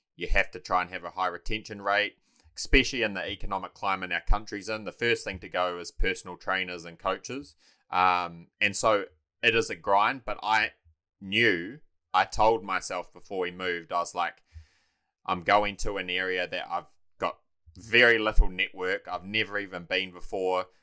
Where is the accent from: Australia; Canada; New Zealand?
New Zealand; Taranaki; moved away as an adult; also born or lived in Dunedin; now in Mount Maunganui, New Zealand; I was born and raised in Taranaki.